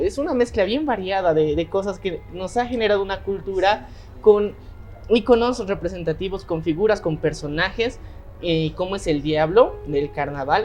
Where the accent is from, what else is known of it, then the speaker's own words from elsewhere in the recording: Bolivia; nosotros en Bolivia muchas veces decimos que sí, estamos orgullosos de de que somos bolivianos